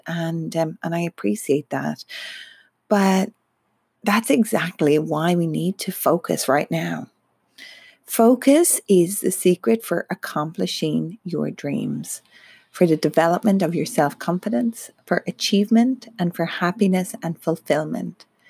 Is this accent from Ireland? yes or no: yes; Ireland; now in Melbourne, Australia; I'm Irish and come from Ireland